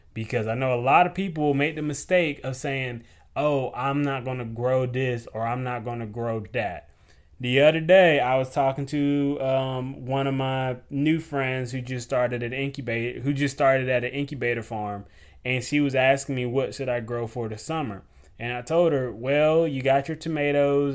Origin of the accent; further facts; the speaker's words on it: the South, United States; I was raised up in the South